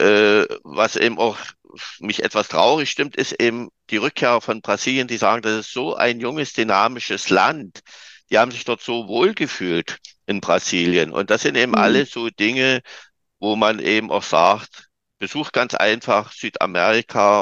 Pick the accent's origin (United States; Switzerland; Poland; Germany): Germany; Saxony; also born or lived in Dresden; Bei uns in Sachsen, in den neuen Bundesländern